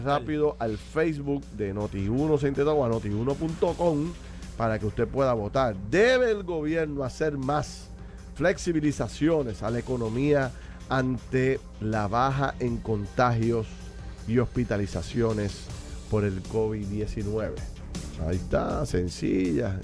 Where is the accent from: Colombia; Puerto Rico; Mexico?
Puerto Rico; como puertorriqueños